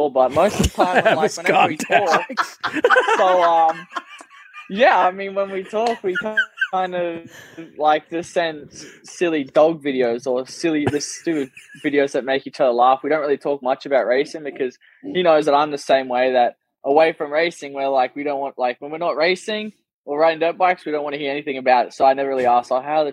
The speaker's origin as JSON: {"language": "English", "country": "Australia", "first_language": "English", "said": "as an Australian"}